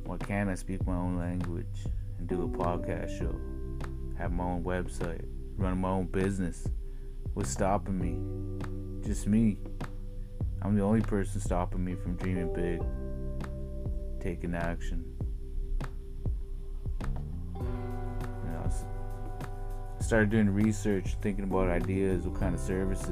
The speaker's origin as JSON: {"language": "English", "area": "Nass Valley", "region": "British Columbia", "country": "Canada", "tie": "born or raised there", "said": "growing up in the Nass Valley"}